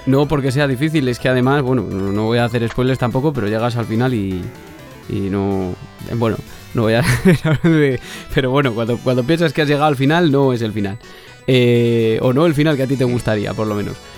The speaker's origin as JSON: {"language": "Spanish", "region": "Castile and León", "country": "Spain", "said": "yo soy castellano, castellano leonés de, siempre"}